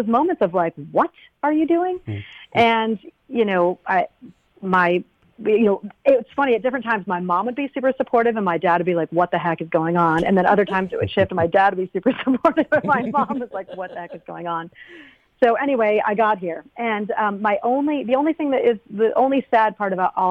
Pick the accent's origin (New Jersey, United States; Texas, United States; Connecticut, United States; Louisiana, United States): Connecticut, United States; also born or lived in Vermont; I'm from New England. I'm from Connecticut